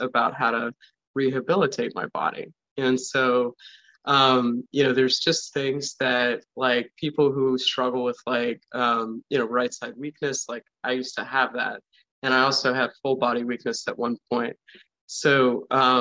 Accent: East Coast, United States; moved away; I come from the East Coast

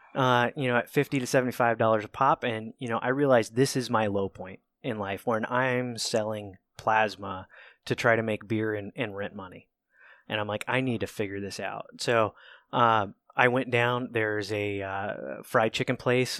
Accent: Cambridge, Ohio, United States; moved away as an adult; also born or lived in Albany, Georgia; I am a redneck nobody that grew up in, uh, Southeast Ohio, so I was raised in Cambridge, Ohio

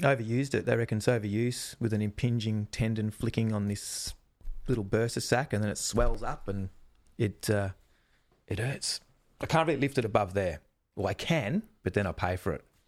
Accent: Melbourne, Victoria, Australia; I grew up in Melbourne

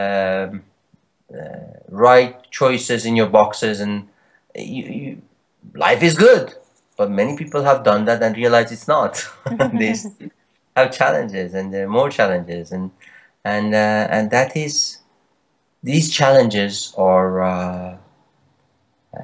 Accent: Iran; moved away as an adult; also born or lived in Canada; I was born in Iran and lived there for a while and moved to Canada when I was 20

